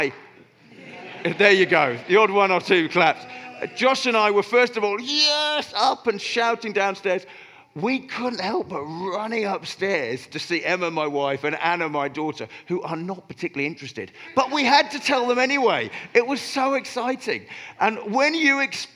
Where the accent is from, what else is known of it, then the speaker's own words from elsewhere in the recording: Oxford, South East England, United Kingdom; moved away; I grew up in Oxford, I support Oxford United